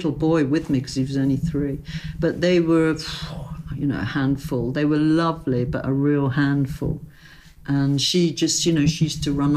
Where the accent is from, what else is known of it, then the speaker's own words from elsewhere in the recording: London, United Kingdom; I lived in Chelsea. I was brought up in King's Row, you know, in King's Row, basically. It's my street